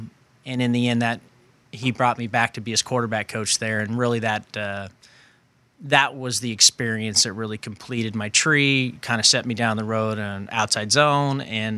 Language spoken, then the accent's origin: English; California, United States; growing up in the Bay Area around the time when, you know, Bill Walsh's teams were really good.